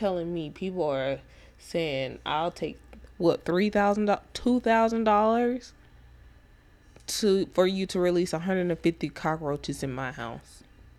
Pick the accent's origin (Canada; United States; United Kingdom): United States; Mesquite, Texas; I'm coming from Mesquite.